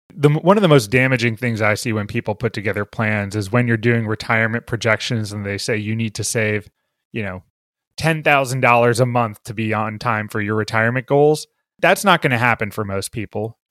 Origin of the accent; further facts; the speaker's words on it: Bethesda, Maryland, United States; I grew up in Bethesda, Maryland